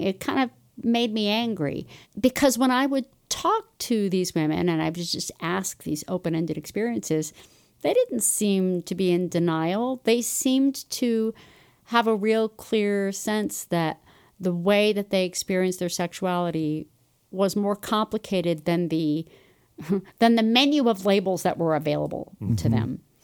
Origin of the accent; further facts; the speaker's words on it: Los Angeles, California, United States; moved away as an adult; also born or lived in Chicago / Ithaca, New York; now in Utah, United States; I grew up in Los Angeles